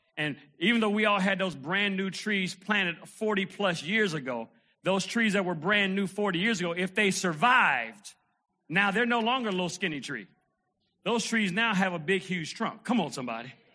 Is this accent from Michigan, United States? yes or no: yes; Detroit, Michigan, United States; I remember being a little kid, man, and uh, growing up in Detroit